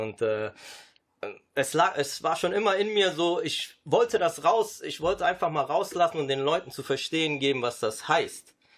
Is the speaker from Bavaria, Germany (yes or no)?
no; Düsseldorf, North Rhine-Westphalia, Germany; first language Sicilian and German; ich bin in Düsseldorf geboren